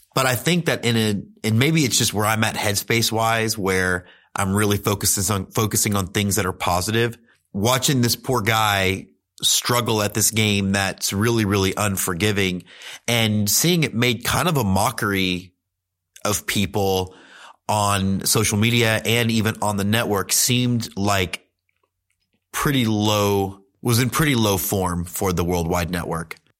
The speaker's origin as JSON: {"language": "English", "town": "Houston", "region": "Texas", "country": "United States", "tie": "born or raised there", "said": "I grew up in Houston"}